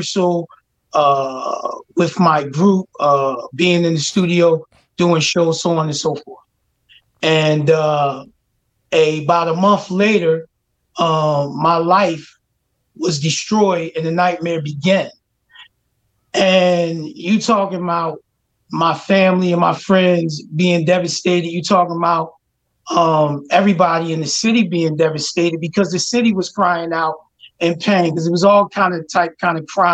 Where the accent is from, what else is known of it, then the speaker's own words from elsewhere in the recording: Philadelphia, Pennsylvania, United States; I grew up in Abbotsford Projects in North Philadelphia